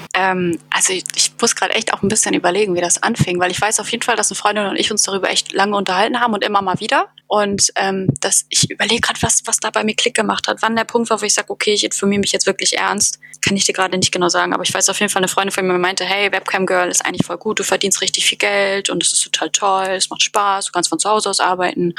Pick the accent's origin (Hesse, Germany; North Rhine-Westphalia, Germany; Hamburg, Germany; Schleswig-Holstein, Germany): Hamburg, Germany; now in Berlin, Germany; Ich bin Wahlberlinerin sozusagen. Also ich komme gebürtig aus Hamburg